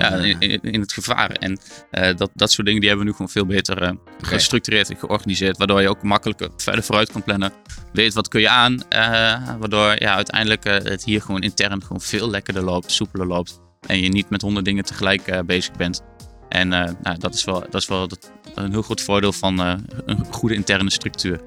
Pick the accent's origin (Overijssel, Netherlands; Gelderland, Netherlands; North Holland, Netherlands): Gelderland, Netherlands; Achterhoek